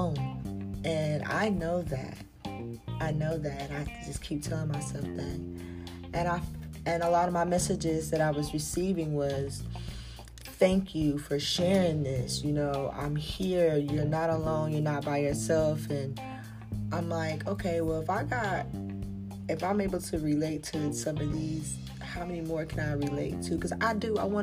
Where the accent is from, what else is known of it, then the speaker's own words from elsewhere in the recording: South Carolina, United States; I'm from South Carolina